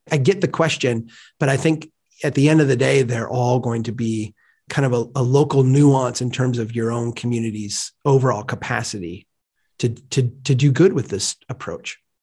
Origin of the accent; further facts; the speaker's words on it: Brainerd, Minnesota, United States; Gregory Park in my hometown